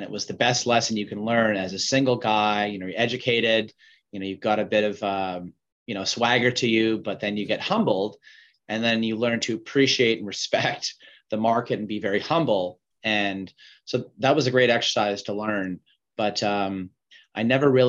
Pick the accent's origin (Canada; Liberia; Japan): Canada; Vancouver, British Columbia; also born or lived in Montreal, Canada / East Coast, Canada; So I was born in Montreal and uh, moved out to Vancouver when I was six, and uh, have been here uh, most of my life, and and did go to university on the East Coast, and um, you know I've been here since I finished school in in '99.